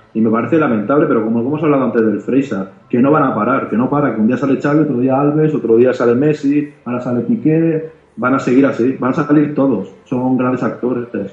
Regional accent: Barcelona, Catalonia, Spain; yo como soy de Barcelona

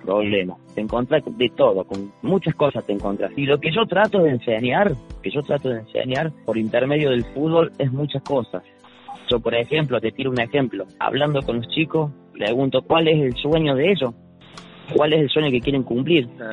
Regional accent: Río Cuarto, Córdoba, Argentina; Ese sobrenombre me lo pusieron en el barrio IPB Alberdi, yo empecé jugando el fútbol en Sócrates Anaya. Yo tenía seis años

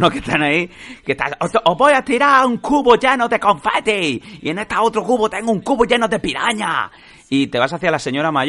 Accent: Esparreguera, Catalonia, Spain; mi pueblo, por Esparraguera

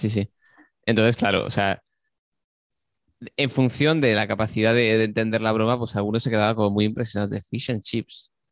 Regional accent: Barcelona, Catalonia, Spain; born there; yo, nací en Barcelona y he estado desde entonces eh, trabajando en diferentes restaurantes y viajando por todo el mundo.

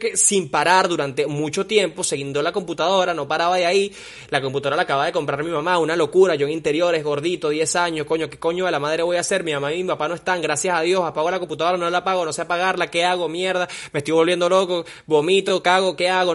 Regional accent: Margarita, Nueva Esparta, Venezuela; also born or lived in Caracas; yo nací en Caracas, pero viví toda mi vida en Margarita

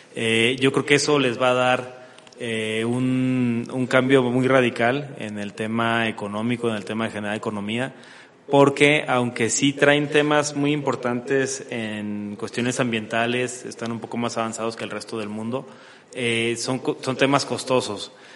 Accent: Mexico; somos los vecinos de Estados Unidos

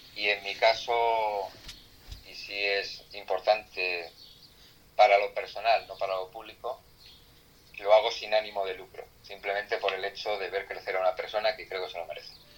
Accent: Extremadura, Spain; now in Villaviciosa de Odón, Spain; yo soy extremeño

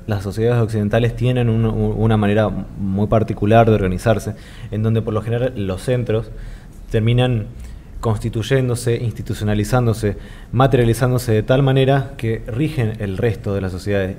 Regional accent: Argentina; comunidad argentina

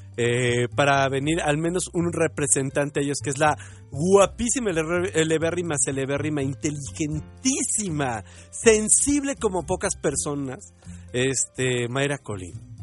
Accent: Mexico; como mexicanos seamos conscientes

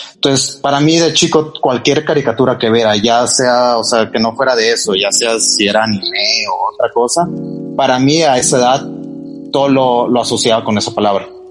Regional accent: Monterrey, Nuevo León, Mexico; also born or lived in Mexico City; yo soy originario de la Ciudad de México, este, pero digo, ya, sea, pasé casi toda mi vida en Monterrey

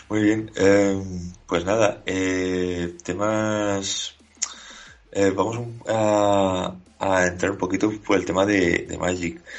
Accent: Asturias, Spain; now in Valencia, Spain; Exacto, sí, sí, yo vengo de Asturias.

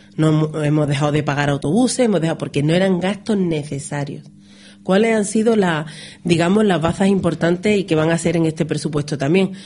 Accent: Ronda, Andalusia, Spain

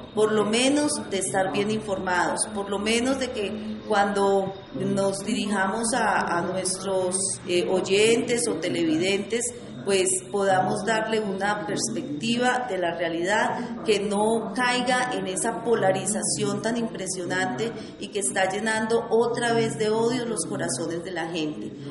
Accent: Sevilla, Valle del Cauca, Colombia; soy una ciudadana nacida en las entrañas de esta tierra, Sevilla, fruto de la colonización antioqueña. Mis papás son sevillanos.

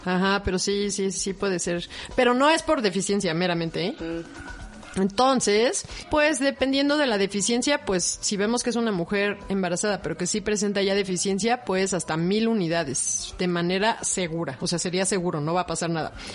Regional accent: Mexico; también somos mexicanos, somos morenos

